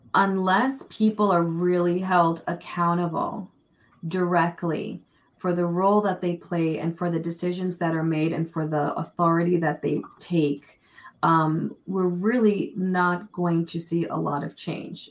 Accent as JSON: {"language": "English", "town": "New York City", "region": "New York", "country": "United States", "tie": "born or raised there", "also_born_or_lived": "Vermont", "moved": "yes", "said": "I was born and raised in New York City"}